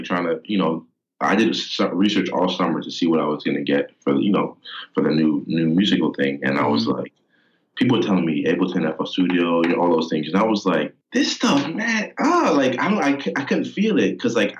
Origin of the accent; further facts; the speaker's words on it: Philippines; English is a second language; also born or lived in Virginia, United States; So I was born in Virginia and we moved like a year after to the Philippines